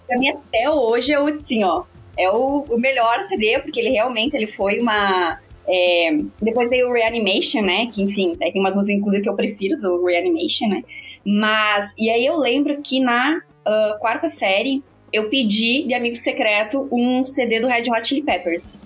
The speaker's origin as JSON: {"language": "Portuguese", "town": "Chapecó", "region": "Santa Catarina", "country": "Brazil", "tie": "born or raised there", "said": "Venho de Chapecó, Santa Catarina, que não tem tradição nenhuma no metal, no rock and roll"}